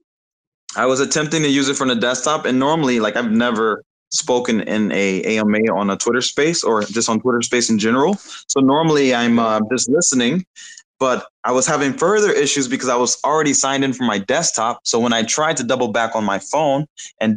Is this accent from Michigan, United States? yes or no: yes; Detroit, Michigan, United States; now in Bali, Indonesia; I'm from Detroit, Michigan, USA, currently residing in Bali, Indonesia